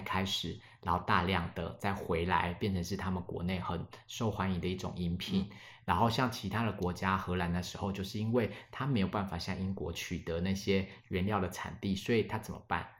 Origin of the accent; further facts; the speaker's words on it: Alishan, Chiayi County, Taiwan; 阿里山我们这边的一个，比如说原住民的民族是周族